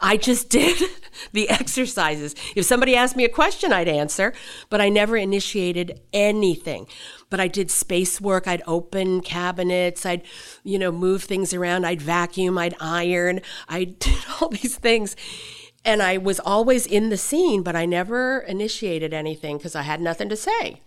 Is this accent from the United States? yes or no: yes; Seattle, Washington, United States; also born or lived in Deadwood, South Dakota / Tokyo / San Francisco; I was raised in Seattle